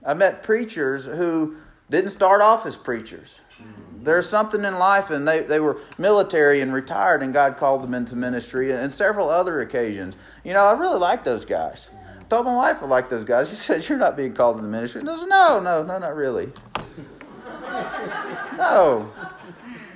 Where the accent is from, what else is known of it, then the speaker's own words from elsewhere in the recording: Meridian, Mississippi, United States; moved away as an adult; we actually relocated to Meridian, Mississippi, my hometown